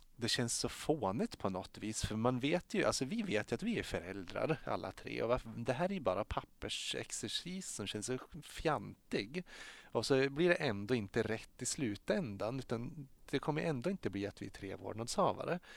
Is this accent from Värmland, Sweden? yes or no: no; Strömsund, Jämtland, Sweden; jag är född och uppvuxen i Strömsund i Jämtland